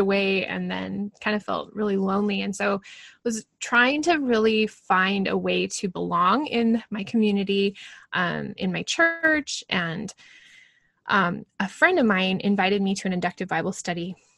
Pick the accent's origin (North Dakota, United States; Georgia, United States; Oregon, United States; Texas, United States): Oregon, United States; Portland; moved away as an adult; now in Alberta, Canada; I live a thousand miles almost exactly from where I grew up in the Portland area